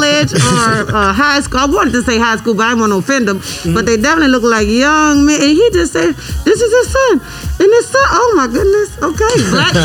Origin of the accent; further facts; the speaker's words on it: New Orleans, Louisiana, United States; moved away; also born or lived in Atlanta / Nashville; I'm actually from the Tent Ward. I was I was born on Annunciation Street